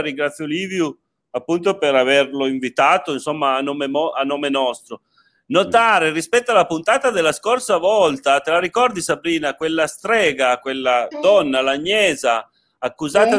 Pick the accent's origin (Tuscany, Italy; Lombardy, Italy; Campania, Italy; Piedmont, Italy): Piedmont, Italy; Turin; io sono torinese di origine